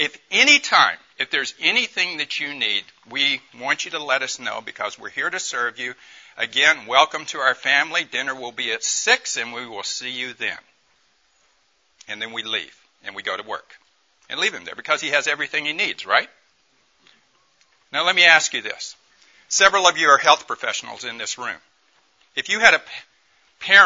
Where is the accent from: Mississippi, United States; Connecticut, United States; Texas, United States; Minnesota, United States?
Mississippi, United States; Tupelo; I grew up in Mississippi, in Tupelo, Mississippi